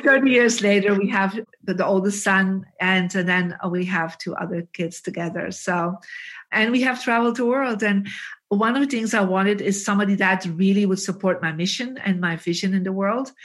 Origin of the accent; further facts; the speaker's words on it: Bruges, Flanders, Belgium; we are both from Bruges